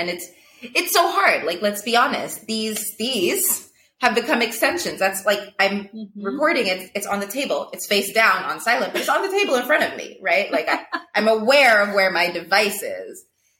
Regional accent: Ethiopia; I think because I grew up in Ethiopia, like I, for my age and for a lot of my peers, I got into the digital space a little later

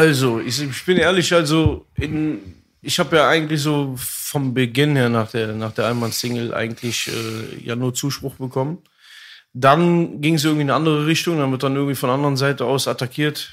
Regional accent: Germany; einem Viertel in Deutschland, der da aufwächst, äh, seine Geschichte, also meine Geschichte

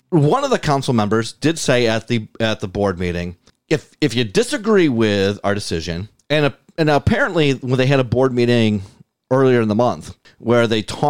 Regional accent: Lancaster, New York, United States; I live in Lancaster. I grew up in Lancaster. I've lived in Lancaster on and off for most of my 42 years.

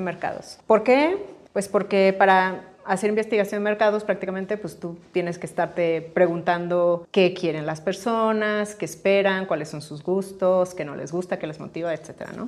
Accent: Pachuca, Hidalgo, Mexico; moved away as an adult; also born or lived in Mexico City; soy de Pachuca. Este, vivía en Pachuca hasta los 18 años

